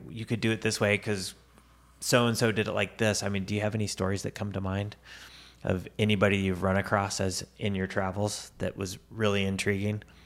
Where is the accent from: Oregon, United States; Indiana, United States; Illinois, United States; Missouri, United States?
Missouri, United States; Tarkio; I was in Tarkio